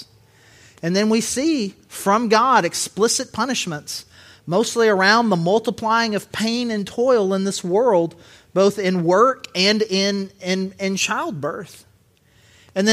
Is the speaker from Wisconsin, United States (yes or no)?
no; Southern Arkansas, United States; accent: Southern; I grew up in Southern Arkansas, but I don't think of myself as a dude with a really rich Southern accent until the word naked comes into play